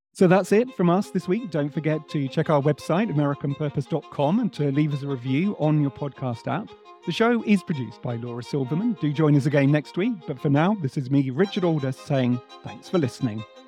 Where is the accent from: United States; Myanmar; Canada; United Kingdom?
United Kingdom; England; one Englishman